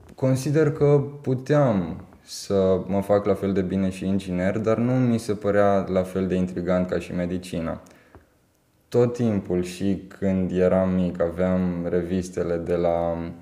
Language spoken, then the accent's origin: Romanian; Timișoara, Timiș County, Romania; născut și crescut în Timișoara